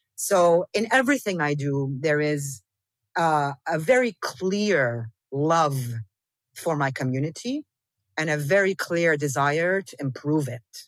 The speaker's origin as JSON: {"language": "English", "town": "Damascus", "region": "Damascus Governorate", "country": "Syria", "tie": "born or raised there", "also_born_or_lived": "South Lebanon / Amman / Beirut / Dubai", "moved": "yes", "said": "I grew up here. I grew up in Damascus around people who didn't speak English."}